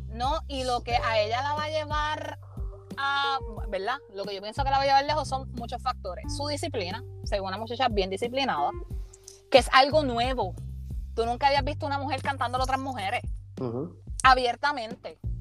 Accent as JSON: {"language": "Spanish", "country": "Puerto Rico", "said": "como boricua"}